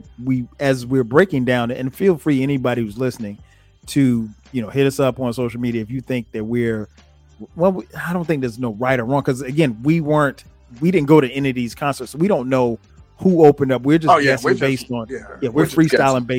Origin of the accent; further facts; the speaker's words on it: Florence, South Carolina, United States; I grew up in South Carolina. So, and I grew up in Florence, South Carolina.